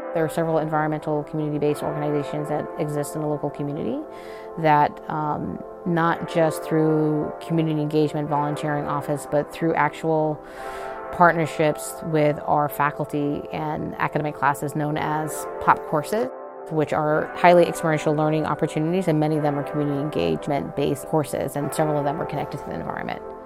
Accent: Jamaica; moved away as an adult; now in United States; I was a first gen international student I grew up in Jamaica, a lesser developed country, very beautiful country, and very grateful for my upbringing

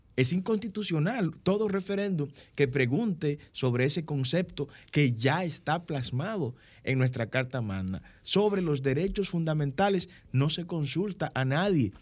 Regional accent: Dominican Republic; A partir del año 1844, somos dominicanos

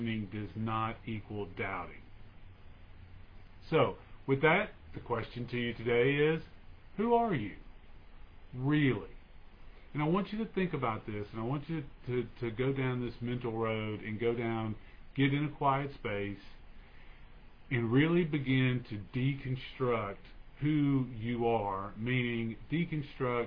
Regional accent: United States; I was born in America, so that makes me an American citizen

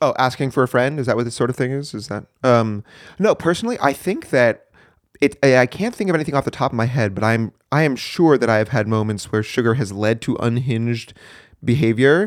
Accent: New Hampshire, United States; moved away as an adult; I was born and raised in the, in the good old Granite State. That would be New Hampshire

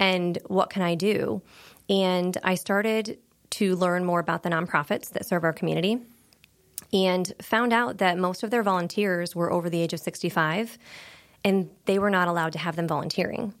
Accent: Pennsylvania, United States; moved away as an adult; also born or lived in Corning, New York; now in Wilmington, United States; I grew up in a very small town in Pennsylvania, just across the border of New York State

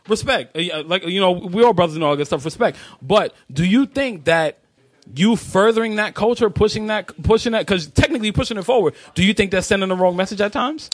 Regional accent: New York City, New York, United States; I grew up in Spanish Harlem.

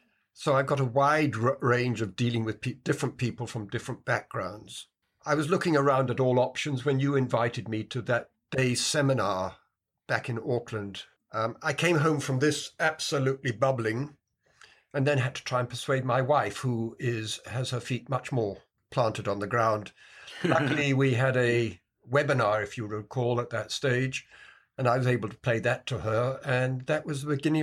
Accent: Kenya; also born or lived in United Kingdom; I was brought up in Kenya and then went back to Britain and went to university there and qualified as a civil engineer.

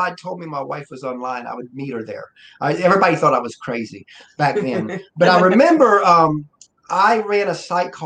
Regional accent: Georgia, United States; I'm from Georgia.

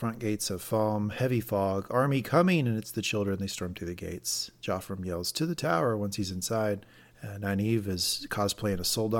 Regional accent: the South, United States; I grew up in the South.

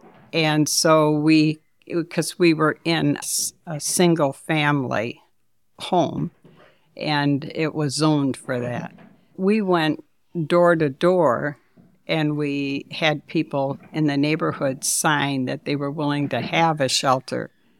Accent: Detroit, Michigan, United States; moved away as an adult; now in Saginaw, United States; I grew up in Detroit.

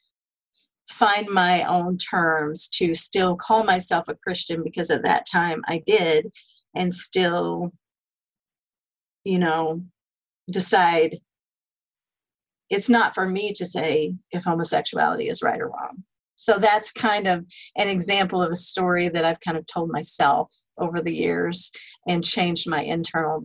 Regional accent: Texas, United States; I grew up in the South, in Texas

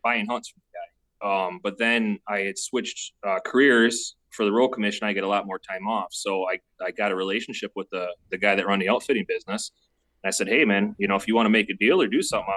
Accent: Bay City, Michigan, United States; No, I'm in Bay City, Michigan. Basically, I'm a couple miles from Saginaw Bay

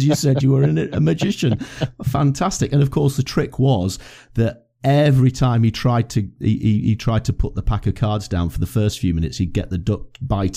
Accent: Blackpool, North West England, United Kingdom; I was brought up in Blackpool in Lancashire.

